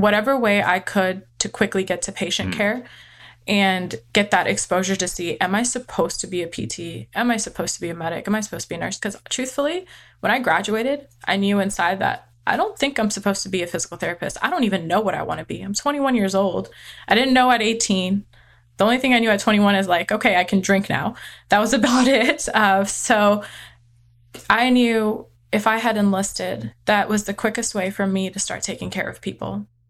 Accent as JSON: {"language": "English", "region": "California", "country": "United States", "tie": "born or raised there", "also_born_or_lived": "Texas", "said": "I do live, I've been living in Texas. I grew up in California, and my husband and I settled in Texas."}